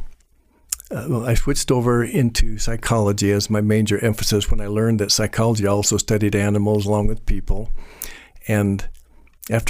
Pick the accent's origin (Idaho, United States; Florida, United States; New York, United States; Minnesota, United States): Idaho, United States; Boise; also born or lived in Belgium; I was born and raised here in Boise